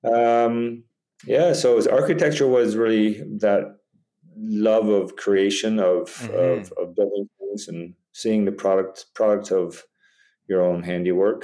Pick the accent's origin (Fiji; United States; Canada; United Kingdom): Canada; Tillsonburg, Ontario; moved away as an adult; also born or lived in France; now in Badacsony, Hungary; I was born in Canada and like Mark, of Hungarian descent. My grandparents came in the late 20s, early 30s, and settled in Canada, and that's where I grew up